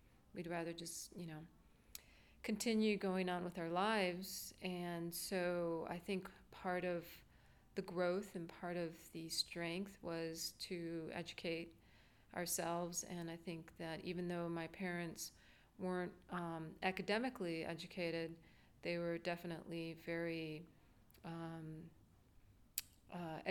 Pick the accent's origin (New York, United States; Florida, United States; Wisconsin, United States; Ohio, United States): Wisconsin, United States; Whitewater; moved away as an adult; also born or lived in Eagle Pass, Texas; now in Austin, United States; I was born in 1966 in Eagle Pass, Texas, but grew up in Whitewater, Wisconsin, through most of my childhood